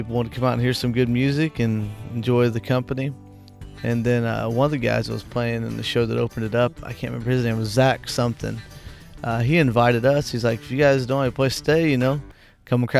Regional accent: Whitehall, Illinois, United States; also born or lived in Chicago, Illinois; I'm actually in my hometown, Whitehall, Illinois

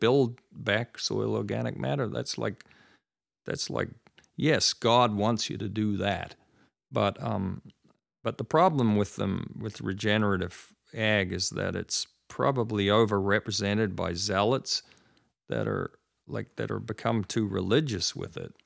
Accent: New Zealand; now in United States; I grew up in New Zealand

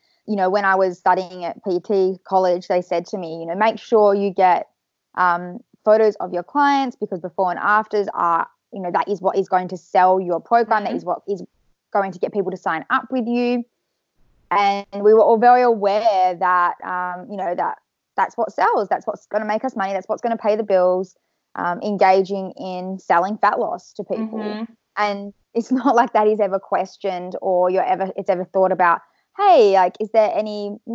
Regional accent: Perth, Western Australia, Australia; I'm from Perth, Western Australia

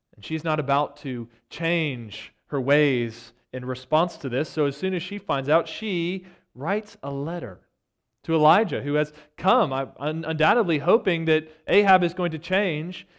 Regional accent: United States; as American Christians who have enjoyed so much prosperity

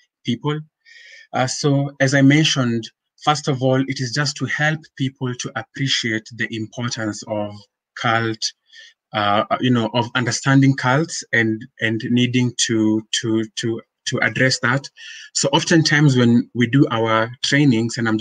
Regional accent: Nairobi, Kenya; So born and raised in Nairobi, I'm a Kenyan by birth.

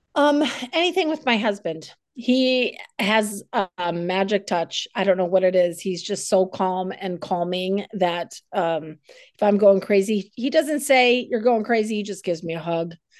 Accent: South Dakota, United States; born or raised there; also born or lived in New England; now in Fredericksburg, United States

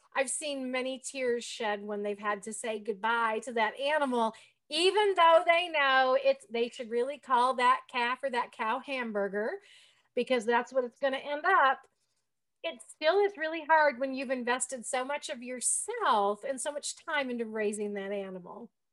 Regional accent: Michigan, United States; now in Kansas, United States; I grew up in Michigan.

